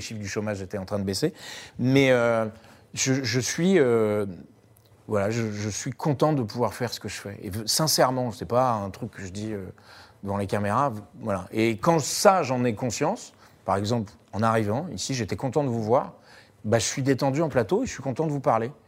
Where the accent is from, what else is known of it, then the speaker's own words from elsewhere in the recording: Paris, Île-de-France, France; je suis parisien